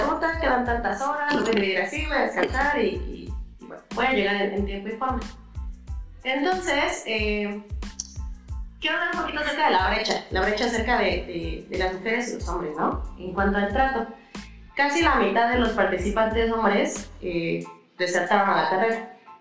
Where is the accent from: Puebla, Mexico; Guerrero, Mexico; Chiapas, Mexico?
Puebla, Mexico; yo soy de Puebla, México, Puebla, Puebla, México